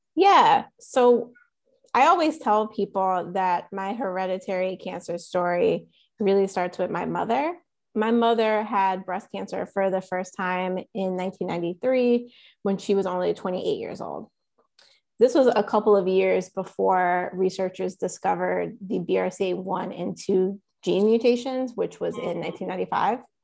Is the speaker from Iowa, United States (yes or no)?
no; Goldsboro, North Carolina, United States; also born or lived in Chapel Hill, North Carolina; We're from a town called Goldsboro